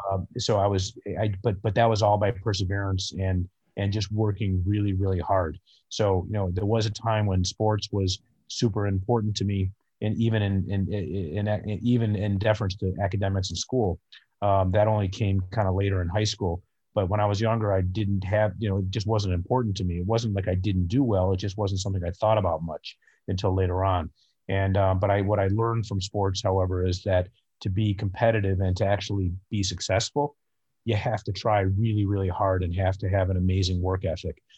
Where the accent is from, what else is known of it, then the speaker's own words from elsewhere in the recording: northern suburbs of Chicago, Illinois, United States; I live in Chicago, and I grew up in the northern suburbs of Chicago